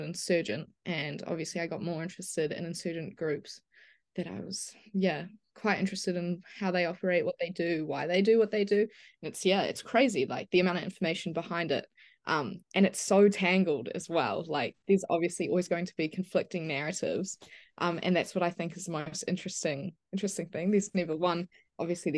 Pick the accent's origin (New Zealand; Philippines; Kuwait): New Zealand; I grew up in New Zealand and were very isolated from everything basically